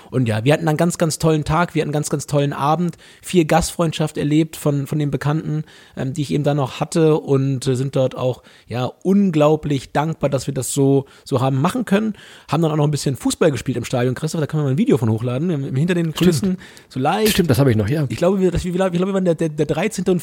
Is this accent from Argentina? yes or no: yes; Buenos Aires, Argentina; ich bin, ich bin Argentinier, ich bin ein Einwohner von Buenos Aires und Argentinier